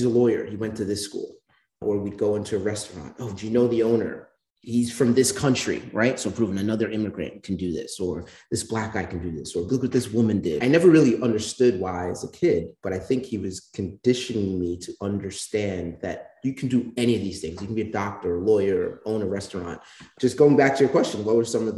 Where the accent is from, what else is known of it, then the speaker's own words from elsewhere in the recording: New York City, New York, United States; I'm born and raised in the Bronx, New York, the son of West Indian immigrants